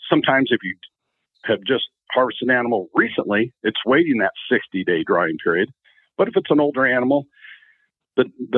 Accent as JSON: {"language": "English", "region": "Central Oregon", "country": "United States", "tie": "born or raised there", "said": "I grew up in Central Oregon"}